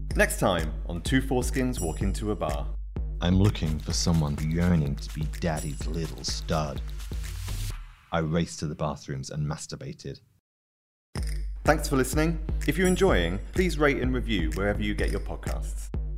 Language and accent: English; United Kingdom; I'm British